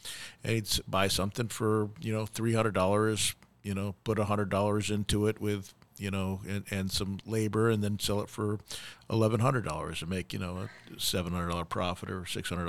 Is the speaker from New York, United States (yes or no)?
yes; New York, United States; Growing up in New York